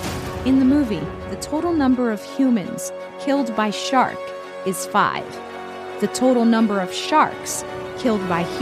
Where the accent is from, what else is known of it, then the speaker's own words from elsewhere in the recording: Miami, Florida, United States; I'm from Miami.